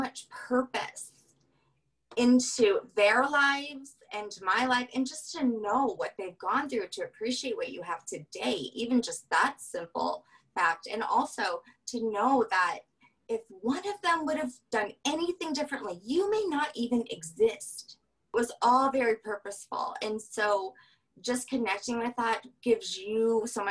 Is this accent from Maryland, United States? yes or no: no; Louisiana, United States; I'm from Louisiana